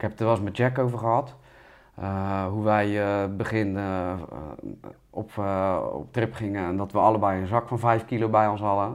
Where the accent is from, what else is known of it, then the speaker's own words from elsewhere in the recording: Rotterdam, South Holland, Netherlands; als Rotterdammer